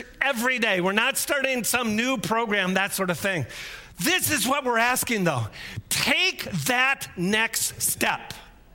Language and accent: English; United States; us as American Westerners